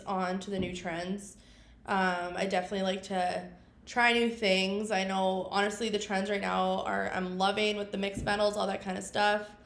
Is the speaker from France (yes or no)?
no; Regina, Saskatchewan, Canada; also born or lived in Vermilion, Alberta; born and raised in Regina